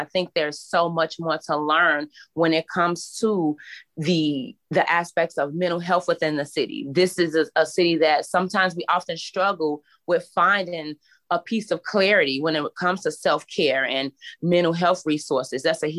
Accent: Chicago, Illinois, United States; I come from Chicago where I live in a community where poverty is really huge.

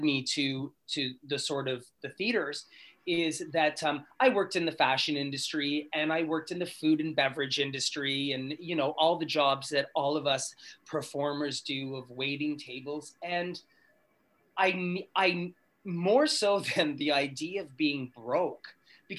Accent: Sudbury, Ontario, Canada; moved away; also born or lived in Toronto; I grew up in Sudbury, Ontario

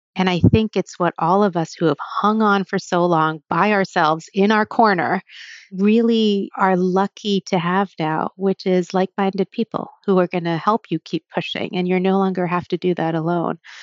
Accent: New Jersey, United States; also born or lived in New Haven; when I was younger, I grew up in Jersey

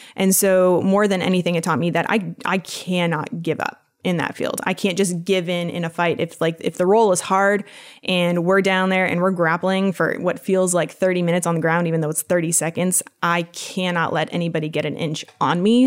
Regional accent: Vermont, United States; I grew up in the boonies of Vermont, way up north, uh, about two hours south of the Canadian border

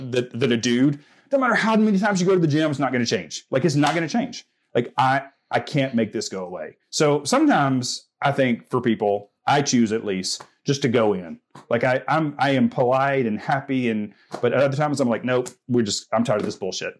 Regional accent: Southern United States, United States; I'm like, I'm from the South. I know what that means.

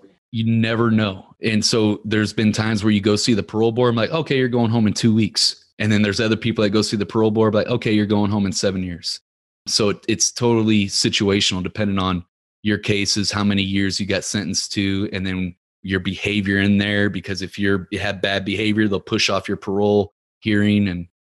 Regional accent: Ferguson, Missouri, United States; You know, I grew up in Ferguson, Missouri. It's not a rich neighborhood, but we went to the rich neighborhoods and were stealing from cars.

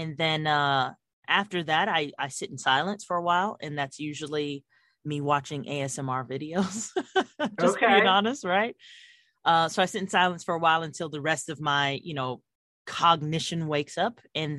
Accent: Fort Huachuca, Arizona, United States; born there; I was born in Fort Huachuca, so shout out to the Buffalo Soldiers.

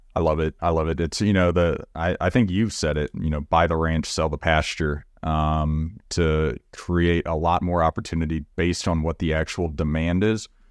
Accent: Magnolia, Texas, United States; I grew up in Magnolia, Texas, which is you know 30 minutes down the road from College Station

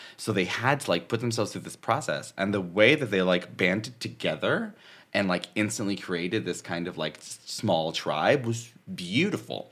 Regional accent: Northern California, United States; moved away; also born or lived in San Diego; I'm from Northern California

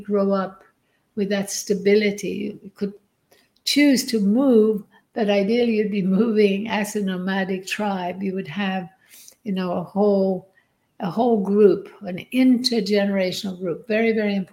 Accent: Sweden; now in Byron Bay, Australia; I grew up in Sweden in a nuclear family

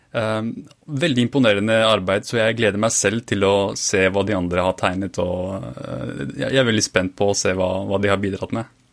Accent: Fredrikstad, Østfold, Norway; jeg vokste opp i Fredrikstad

